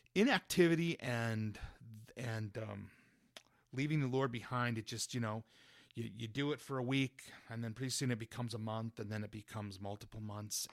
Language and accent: English; Spring Glen, Utah, United States; now in Wasatch Front, United States; I grew up in, in a li-, in Spring Glen, Utah, a little town right near Helper